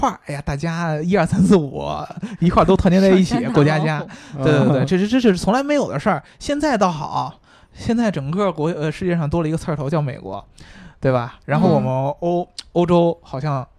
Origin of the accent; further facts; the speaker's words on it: China; 对我也是中国人，只不过是我跟大家分析，就是因为我们从中国人的角度来说